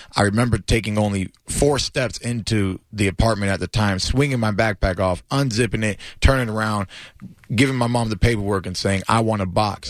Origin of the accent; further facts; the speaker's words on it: Clearwater, Florida, United States; I'm a local, you know what I mean? Born and raised out here in Clearwater, Florida. Uh, never left my hometown